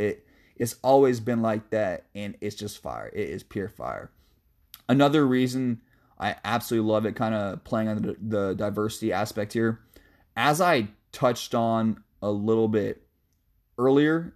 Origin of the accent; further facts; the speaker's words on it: Shoreline, Washington, United States; my hometown of Shoreline, Washington.